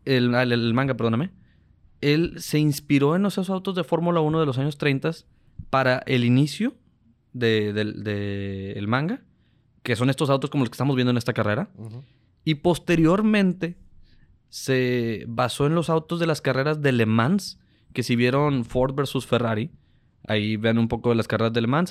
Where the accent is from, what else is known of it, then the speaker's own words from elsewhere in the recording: Mexico; nosotros somos mexicanos